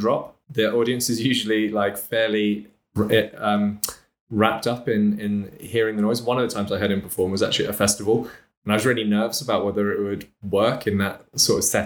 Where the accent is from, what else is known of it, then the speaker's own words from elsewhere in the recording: England, United Kingdom; moved away as an adult; also born or lived in Noe Valley, San Francisco; now in San Francisco, United States; a Brit who's moved over to America and now locked down and hasn't been home to England for over a year